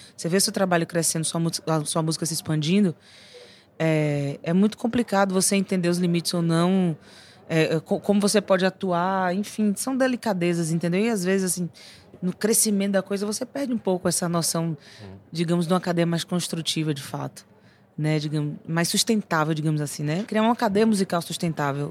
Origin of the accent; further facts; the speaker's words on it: Bahia, Brazil; Porque eu vivi muito a música da Bahia, não só escutei, eu vivi.